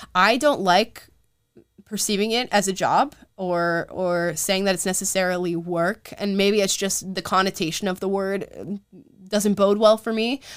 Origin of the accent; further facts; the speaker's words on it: Central Florida, United States; Southern Florida, which y'all know is my home state. I'm not from Southern Florida, but Central